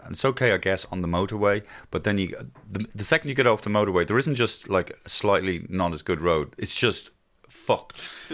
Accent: Ireland; our Irishisms

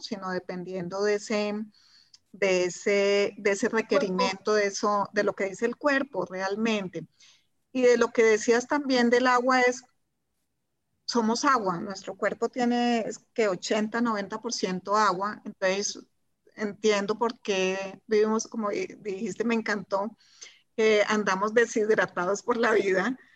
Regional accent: Colombia; also born or lived in Germany; soy de Colombia, vivo en Colombia, acá no tenemos estaciones

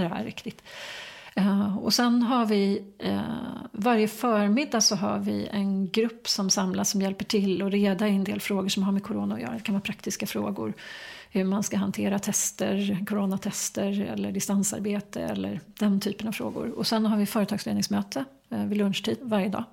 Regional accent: Enebyberg, Stockholm County, Sweden; also born or lived in United States; jag växte upp eh, strax norr om Stockholm, mm. i Enbyberg

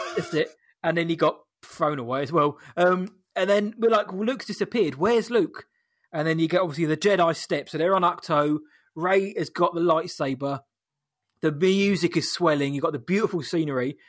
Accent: United Kingdom; we're British

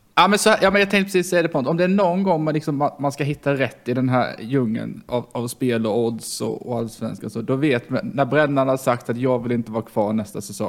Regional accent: Karlshamn, Blekinge, Sweden; moved away; från Karlshamn.

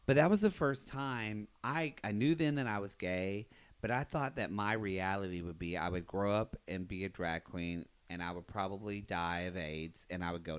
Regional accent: the South, United States; there was a lot of things that were hard for me growing up in the South.

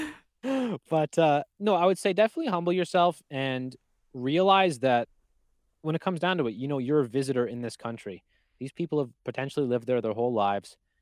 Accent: Canada; I'm Canadian

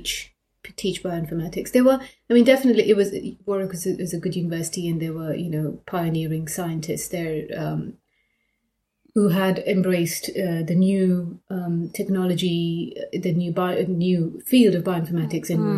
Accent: Mombasa, Mombasa County, Kenya; now in Nottingham, United Kingdom; I grew up in Mombasa, in Kenya

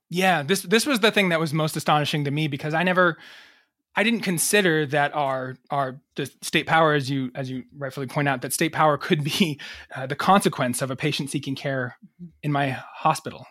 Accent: United States; also born or lived in Massachusetts / New York; now in Rhode Island, United States; I grew up in Massachusetts and New York.

